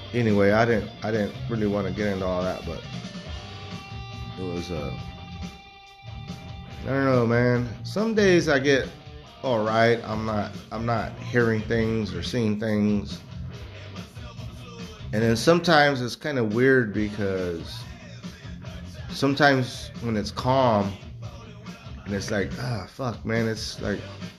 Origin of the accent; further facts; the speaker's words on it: Texas, United States; I was born in Texas